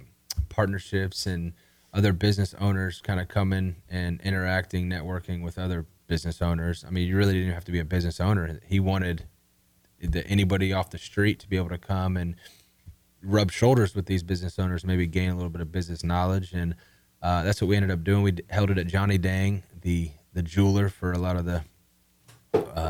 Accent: The Woodlands, Texas, United States; also born or lived in South Carolina; born and raised in the Woodlands, Texas

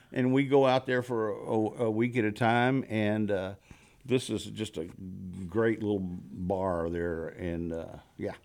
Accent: Texas, United States; moved away as an adult; now in Los Angeles, United States; I'm from Texas

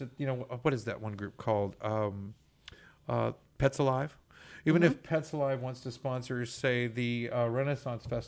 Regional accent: Texas, United States; as a Texan

